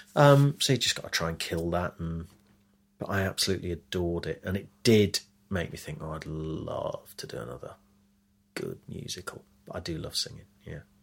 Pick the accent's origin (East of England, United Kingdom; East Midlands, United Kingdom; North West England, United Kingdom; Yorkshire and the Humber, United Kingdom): East Midlands, United Kingdom; Leicester; now in London, United Kingdom; the life I had had growing up in Leicester